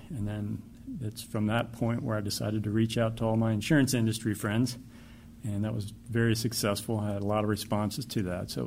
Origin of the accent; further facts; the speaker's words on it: Maryland, United States; also born or lived in West Virginia; I grew up in Maryland and lived in West Virginia for a time.